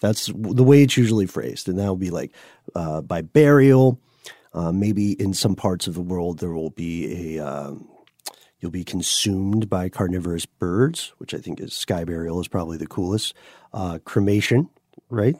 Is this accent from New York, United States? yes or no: no; Tennessee, United States; accent: Tennessee; my Tennessee accent